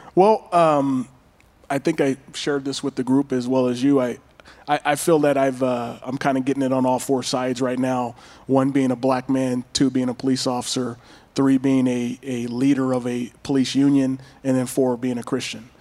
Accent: Pasadena, California, United States; I was born and raised in Pasadena, California

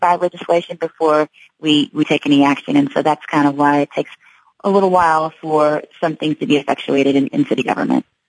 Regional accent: Kansas City, Missouri, United States; I'm from Kansas City. Uh, went to school out of state, but I came back home after I graduated

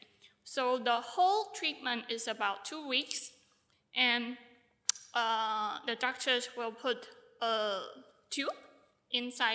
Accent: Taiwan; I'm from Taiwan.

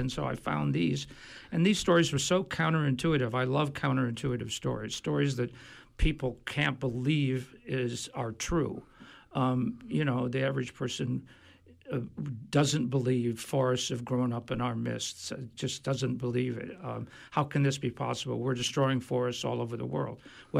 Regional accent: Michigan, United States; moved away as an adult; also born or lived in Washington / New York / Asia; I went back to the farm that I grew up on in Michigan

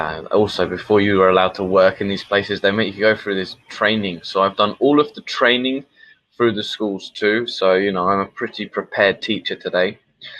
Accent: London, United Kingdom; moved away as an adult; now in Brazil; I am an English teacher from London. I've been here in Brazil now for almost 5 years.

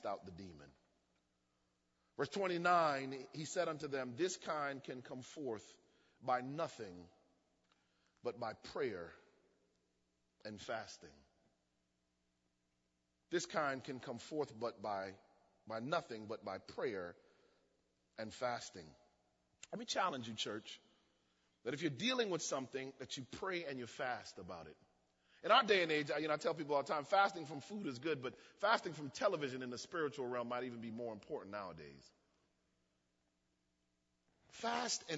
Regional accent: United States; also born or lived in Jamaica (ancestry) / Miami; I was born in the States

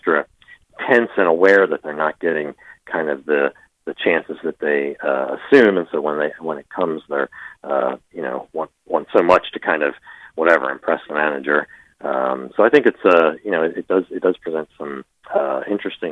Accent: Philadelphia, Pennsylvania, United States; I'm from Philadelphia

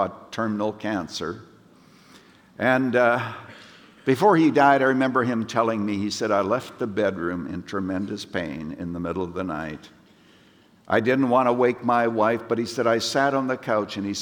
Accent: Canada; moved away; I was brought up in Canada, and we used to sing a little ditty in church

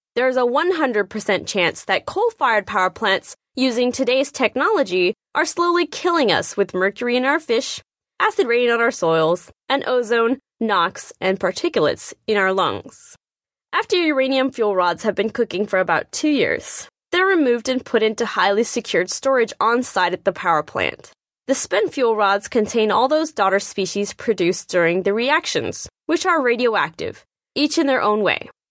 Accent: Nevada, United States; my home state of Nevada

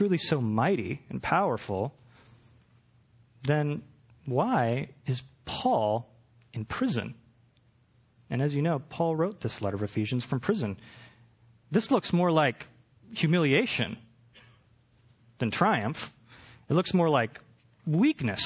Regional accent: Portland, Oregon, United States; now in Los Angeles, United States; I'm from Portland

